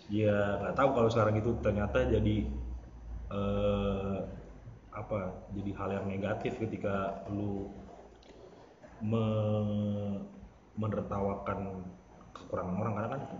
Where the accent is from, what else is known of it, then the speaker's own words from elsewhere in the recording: Depok, West Java, Indonesia; Lahir di Depok, gede disiksa, gede di Depok juga.